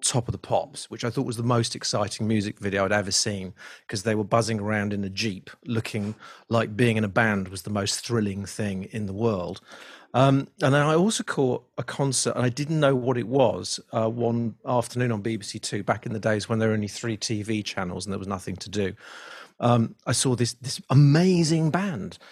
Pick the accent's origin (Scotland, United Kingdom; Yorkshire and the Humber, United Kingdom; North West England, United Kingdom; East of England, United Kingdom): North West England, United Kingdom; Liverpool; I grew up in Liverpool